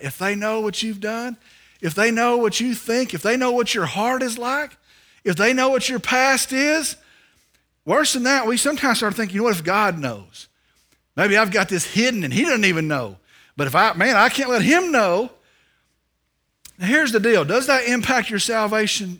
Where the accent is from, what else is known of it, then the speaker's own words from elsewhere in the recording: Vernon, Texas, United States; I'm from Vernon, Texas